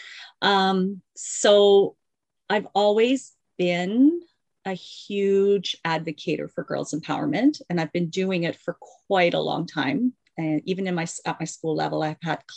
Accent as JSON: {"language": "English", "town": "Mississauga", "region": "Ontario", "country": "Canada", "said": "I am from Mississauga, Ontario, which is just outside of Toronto"}